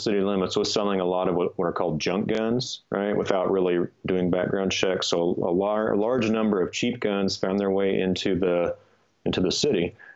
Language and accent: English; Kansas, United States; moved away as an adult; also born or lived in Los Angeles, California / Boulder, Colorado; And I grew up in Kansas, so I'm sort of used to that. But then I moved because of school to LA and then Boulder, Colorado